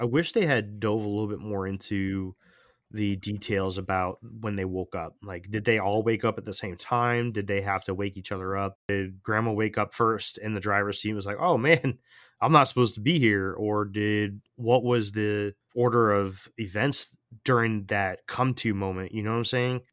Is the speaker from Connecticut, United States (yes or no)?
yes; Connecticut, United States; I grew up in Connecticut